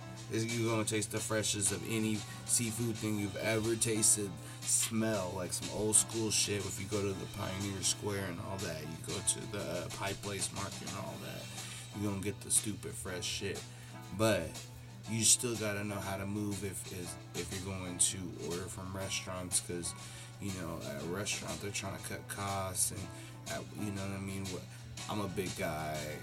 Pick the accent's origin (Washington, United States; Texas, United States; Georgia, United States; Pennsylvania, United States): Washington, United States; Seattle; the Northwest region where I grew up